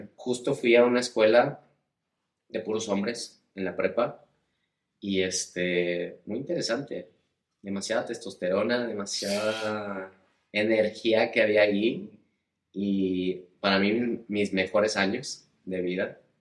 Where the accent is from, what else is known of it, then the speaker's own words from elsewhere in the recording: El Paso, Texas, United States; moved away as an adult; also born or lived in Ciudad Juárez, Mexico / Ibiza, Spain; Nací en El Paso, Texas, en la frontera